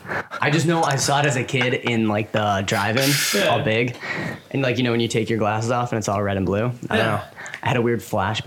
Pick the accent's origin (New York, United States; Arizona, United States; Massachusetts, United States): Massachusetts, United States; Worcester; born or raised there